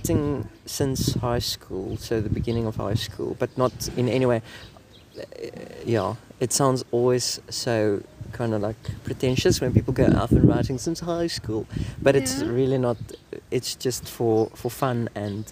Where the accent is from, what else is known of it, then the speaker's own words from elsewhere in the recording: Bloemfontein, Free State, South Africa; moved away as an adult; also born or lived in Mossel Bay; I grew up in Bloemfontein, which is like the smallest free state city ever